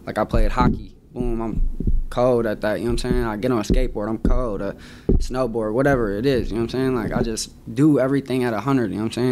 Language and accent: English; Milwaukee, Wisconsin, United States; also born or lived in Oconomowoc, Wisconsin / Hartland, Wisconsin / Madison, Wisconsin; I was born and raised in the suburbs, actually. You know what I'm saying? I grew up in Heartland and Oconomowoc